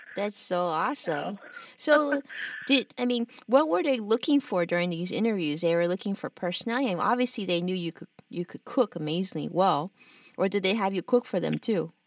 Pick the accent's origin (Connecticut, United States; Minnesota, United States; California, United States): California, United States; Los Angeles; born and raised in Los Angeles, like just like I was actually